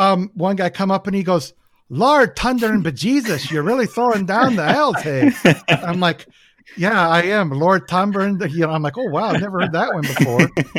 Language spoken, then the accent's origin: English; Canada; now in United States; They don't get the lifestyle of growing up in Canada. Start skating when you're 2, 3, 4 years old.